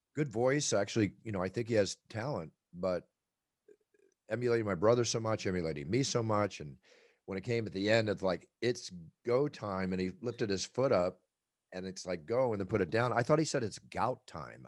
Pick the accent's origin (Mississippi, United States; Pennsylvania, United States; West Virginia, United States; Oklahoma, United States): Pennsylvania, United States; Philadelphia; moved away; also born or lived in Malibu, California; where we grew up in Philadelphia